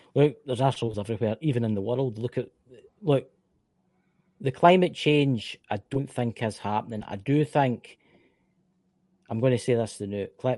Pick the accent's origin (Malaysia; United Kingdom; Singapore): United Kingdom; Scotland; accent: Scottish; I'm from the United Kingdom. I am from Scotland, land of the brave